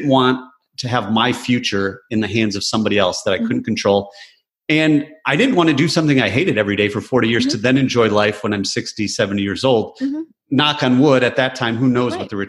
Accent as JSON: {"language": "English", "region": "Michigan", "country": "United States", "tie": "born or raised there", "said": "I grew up in Michigan"}